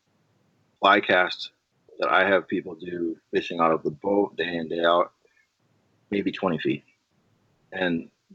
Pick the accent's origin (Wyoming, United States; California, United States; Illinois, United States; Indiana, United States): Illinois, United States; I'm born and raised in Illinois